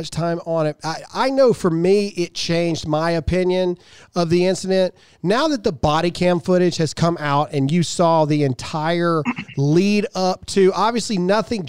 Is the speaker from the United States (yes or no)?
yes; Mississippi, United States; I'm from Mississippi